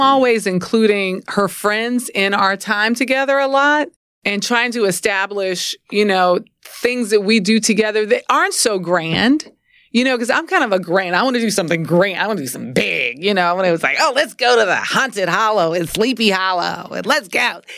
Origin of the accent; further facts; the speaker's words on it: New Orleans, Louisiana, United States; I'm from New Orleans